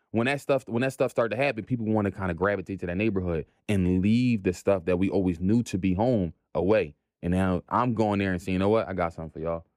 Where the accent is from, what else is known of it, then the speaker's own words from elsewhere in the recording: Philadelphia, Pennsylvania, United States; Born and raised in Philly